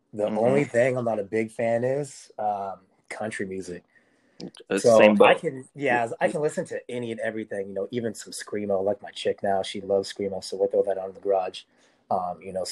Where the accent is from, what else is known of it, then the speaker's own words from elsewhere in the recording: Las Vegas, Nevada, United States; I'm from Las Vegas